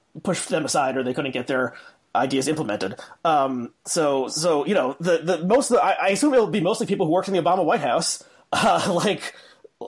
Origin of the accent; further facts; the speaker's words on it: New Jersey, United States; I grew up in New Jersey